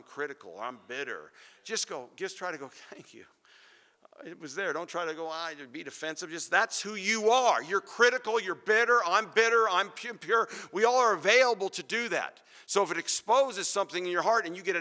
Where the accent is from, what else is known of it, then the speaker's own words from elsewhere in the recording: Phoenix, Arizona, United States; I grew up in Phoenix, and pomegranates, man, we used to pick those off the trees.